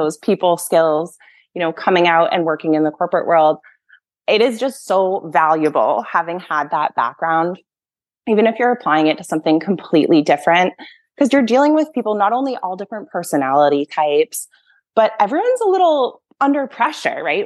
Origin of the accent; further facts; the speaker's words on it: Massachusetts, United States; I grew up in Massachusetts